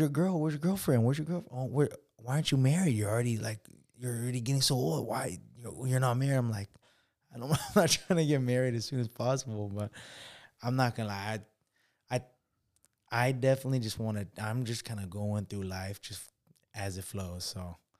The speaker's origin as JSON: {"language": "English", "town": "Los Osos", "region": "California", "country": "United States", "tie": "born or raised there", "said": "I grew up in, uh, oh my God, this small ass, like, city, uh, close to San Luis Obispo called Los Osos"}